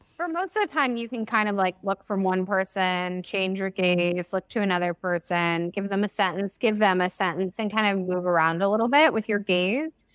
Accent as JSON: {"language": "English", "country": "United States", "first_language": "English", "said": "I'm an American"}